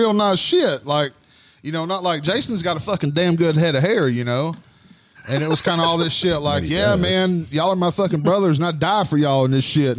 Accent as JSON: {"language": "English", "area": "Grainger County", "region": "Tennessee", "country": "United States", "tie": "born or raised there", "said": "I grew up in Granger County, so I didn't have a lot of experience with black people."}